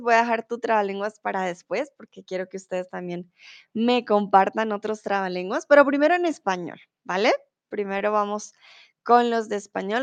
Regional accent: Colombia; now in Germany; soy de Colombia, soy tutora de español aquí en Chatterbox y em, comúnmente vivo en Alemania, ahora estoy en México

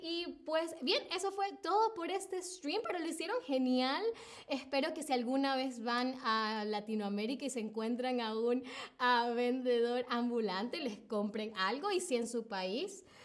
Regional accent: Venezuela; en a Venezuela, de donde vengo yo

